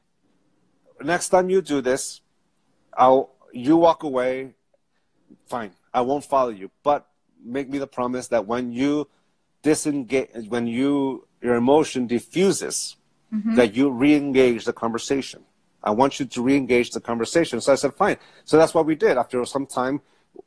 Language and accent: English; San Diego, California, United States; I grew up Catholic. I grew up in San Diego